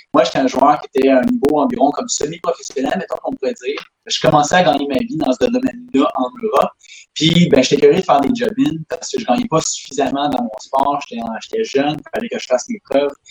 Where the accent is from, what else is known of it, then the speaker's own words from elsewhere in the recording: Quebec City, Quebec, Canada; on est de Québec